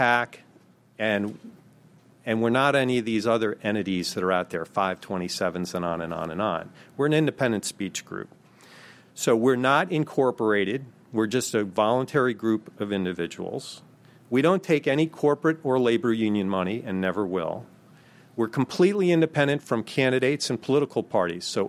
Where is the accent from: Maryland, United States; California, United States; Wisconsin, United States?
Maryland, United States; Maryland, my home state